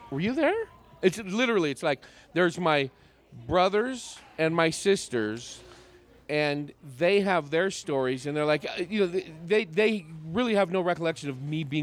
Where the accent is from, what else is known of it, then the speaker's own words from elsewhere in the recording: California, United States; So, so growing up in the East Bay, like a night out every once in a while, like on a Saturday